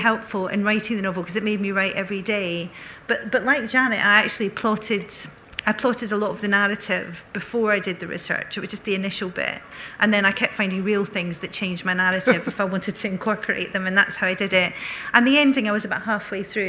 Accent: Bellshill, Scotland, United Kingdom; when I was growing up in Belt Sill, there were a girl I went to school

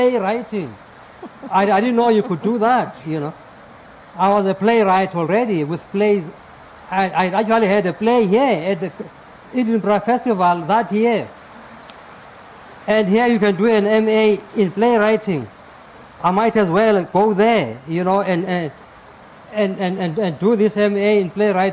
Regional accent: South Africa; moved away as an adult; also born or lived in Lesotho; now in Ohio, United States; I was a refugee from South Africa in Lesotho during the days of apartheid.

